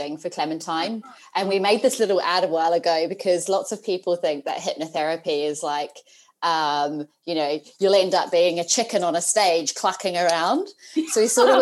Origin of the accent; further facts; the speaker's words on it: New Zealand; moved away as an adult; now in United Kingdom; my accent, I'm a Kiwi, so I'm a New Zealander, proud Kiwi at the moment.